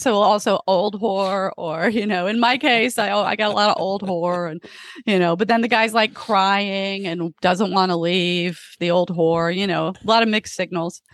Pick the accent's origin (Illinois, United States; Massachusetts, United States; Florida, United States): Florida, United States; moved away as an adult; also born or lived in England; now in Los Angeles, United States; I grew up in Florida